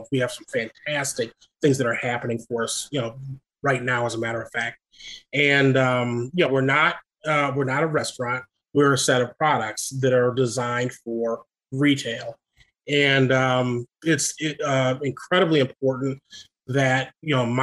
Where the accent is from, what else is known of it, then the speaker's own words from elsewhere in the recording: Rock Island, Illinois, United States; moved away; the public library back in my father's hometown, where I grew up in the Quad Cities, Rock Island, Illinois